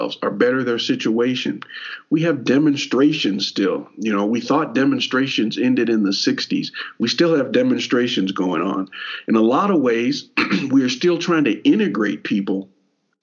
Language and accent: English; Elizabethtown, Kentucky, United States; we grew up in Elizabethtown, Hardin County